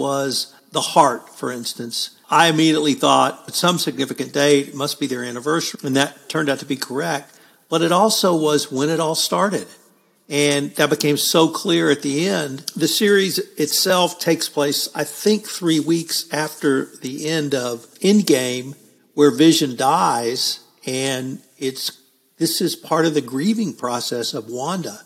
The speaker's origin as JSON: {"language": "English", "country": "United States", "said": "we heathen Americans"}